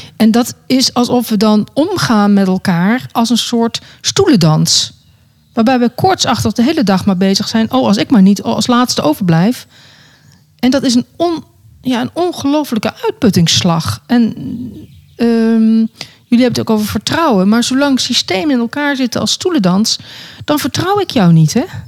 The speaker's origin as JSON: {"language": "Dutch", "country": "Netherlands", "also_born_or_lived": "South Africa", "moved": "yes", "said": "Nederland is mijn vaderland en Zuid-Afrika is mijn moederland."}